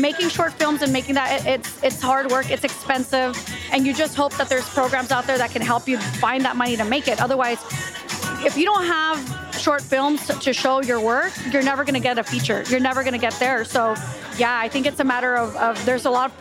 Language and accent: English; Chula Vista, California, United States; moved away as an adult; also born or lived in New York; I grew up in Chula Vista.